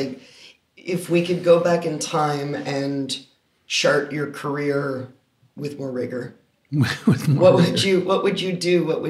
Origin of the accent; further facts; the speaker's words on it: Canada; we're from Canada. We're two Canadians in Australia right now.